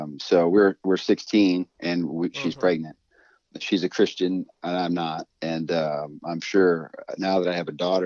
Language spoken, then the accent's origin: English; Sioux City, Iowa, United States; also born or lived in Texas; I've been raised in Iowa. So Sioux City, Iowa, which is on Interstate 29